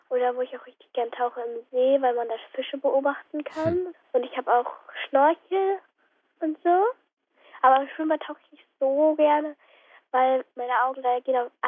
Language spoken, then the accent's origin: German; Bremen, Germany; Also ich komme aus Bremen.